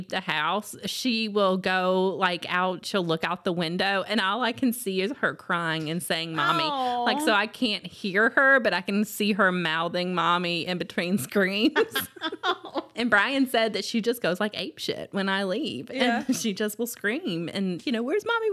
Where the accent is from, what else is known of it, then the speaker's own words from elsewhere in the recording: the South, United States; we're both from the South